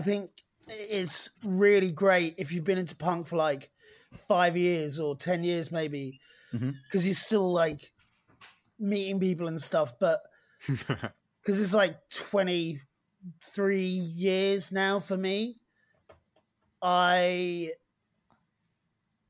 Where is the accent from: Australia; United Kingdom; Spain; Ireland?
United Kingdom; East Anglia, East of England; I'm from East Anglia